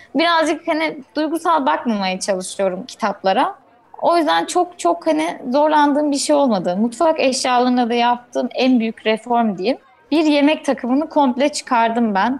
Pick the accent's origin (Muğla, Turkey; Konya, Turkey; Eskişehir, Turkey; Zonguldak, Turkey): Eskişehir, Turkey; moved away as an adult; Biz en son geçen sene işte bu zamanlar memleketimize taşındık Eskişehir'e